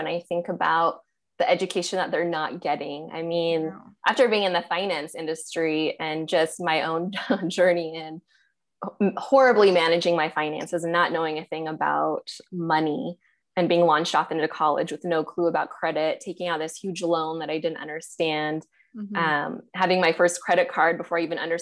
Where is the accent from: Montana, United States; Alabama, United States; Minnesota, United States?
Montana, United States; moved away as an adult; also born or lived in New Jersey; now in Austin, United States; I was born and raised in Montana